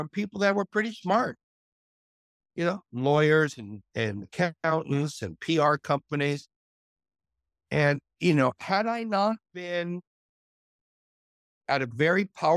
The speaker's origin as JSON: {"language": "English", "town": "Montreal", "region": "Quebec", "country": "Canada", "tie": "born or raised there", "moved": "yes", "said": "a businessman from my hometown, from Montreal, Canada"}